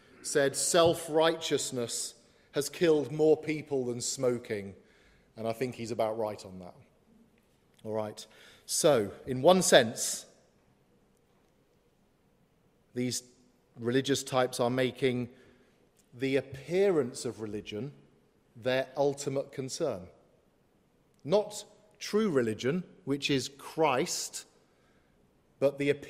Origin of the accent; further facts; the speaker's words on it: Coventry, West Midlands, United Kingdom; Coventry are my hometown, but I support Liverpool